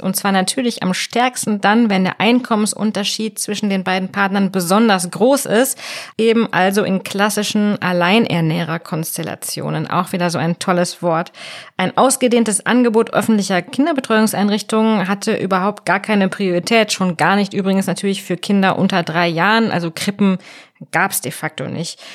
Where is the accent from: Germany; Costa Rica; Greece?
Germany; North Rhine-Westphalia; ich bin in Nordrhein-Westfalen groß geworden